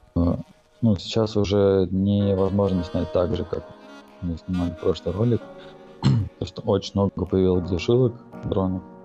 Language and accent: Russian; Saint Petersburg, Russia; я родился в Питере, и, ну, всю жизнь здесь прожил